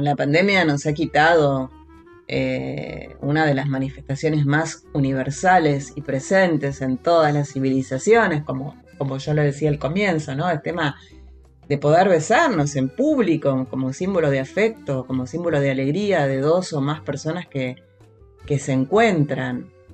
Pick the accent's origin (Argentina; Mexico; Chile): Argentina; por nuestra tierra, por nuestra tierra, tierra argentina